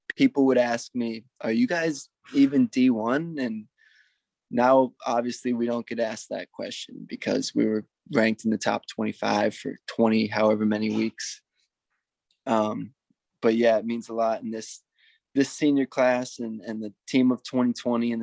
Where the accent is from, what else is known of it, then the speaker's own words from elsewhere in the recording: Minneapolis, Minnesota, United States; I'm in my hometown of Minneapolis, Minnesota